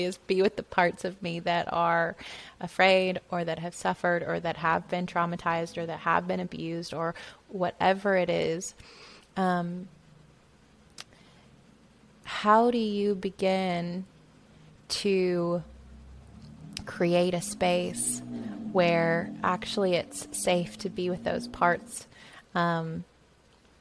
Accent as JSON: {"language": "English", "area": "Bible Belt", "region": "the South", "country": "United States", "tie": "born or raised there", "said": "growing up in the South in the Bible Belt"}